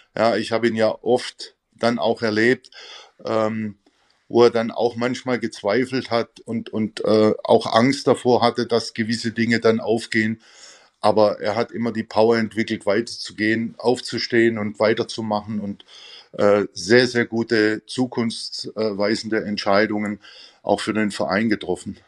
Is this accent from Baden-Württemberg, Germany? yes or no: yes; near Stuttgart, Baden-Württemberg, Germany; moved away as an adult; also born or lived in Gelsenkirchen / Vienna; bin ich zurückgekehrt in meine Heimat, also hier in der Nähe von Stuttgart